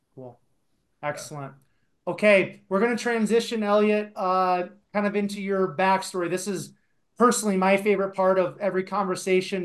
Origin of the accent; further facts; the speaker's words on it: Iowa, United States; now in Colorado, United States; I actually grew up in Iowa in a very small town